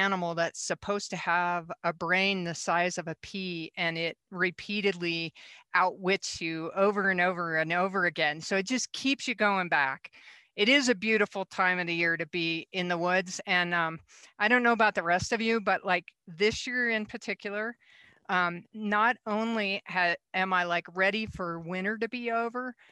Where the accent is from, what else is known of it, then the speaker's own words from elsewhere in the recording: Rocky Mountain West, United States; growing up in the West, the Rocky Mountain West